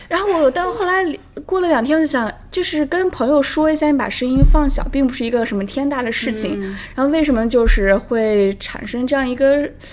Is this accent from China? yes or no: yes; the Northwest, northwestern China, China; now in Toronto, Canada; 我来自大西北，在，现在在多伦多也待了有五年的时间了